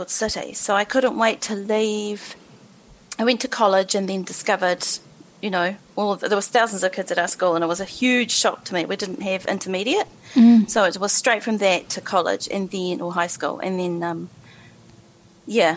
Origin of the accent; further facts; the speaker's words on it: Canterbury, New Zealand; I grew up in Canterbury. I'm a Canterbury girl through and through. And I grew up on a sheep farm